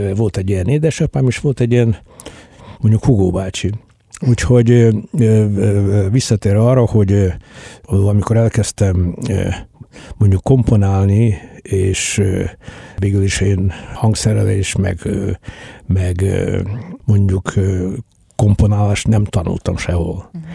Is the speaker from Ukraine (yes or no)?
yes; Mukachevo, Zakarpattia Oblast, Ukraine; Kárpátán születtem, munkáson születtem